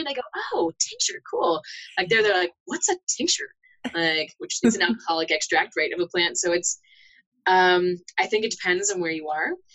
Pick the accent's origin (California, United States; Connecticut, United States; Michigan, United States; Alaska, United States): Connecticut, United States; moved away as an adult; also born or lived in Southwest United States / Arizona; now in Boulder, United States; I'm actually originally from Connecticut, so I'm an East Coaster, but I mm. spent the most of my adult life here in the Southwest.